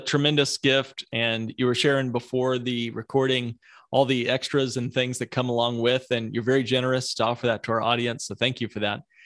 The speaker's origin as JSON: {"language": "English", "region": "Midwest", "country": "United States", "accent": "Midwest", "said": "my Midwest accent"}